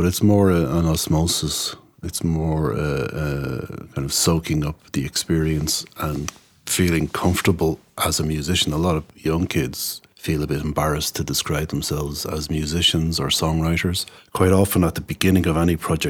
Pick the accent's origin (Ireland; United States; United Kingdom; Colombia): Ireland; Tallaght, Leinster; When I grew up around Tala